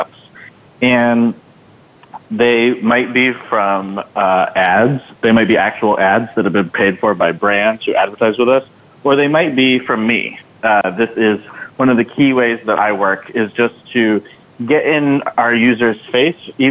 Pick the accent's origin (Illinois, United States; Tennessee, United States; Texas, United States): Tennessee, United States; Signal Mountain; I'm from Signal Mountain, Tennessee, so I know that that is sort of a part of the country where people don't think of necessarily like full-time advocates hailing from